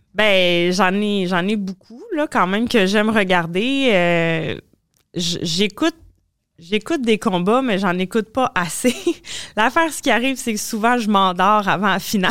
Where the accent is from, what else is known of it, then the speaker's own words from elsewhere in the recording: Trois-Rivières, Quebec, Canada; Trois-Rivières, qui est chez nous, là, où est-ce que je viens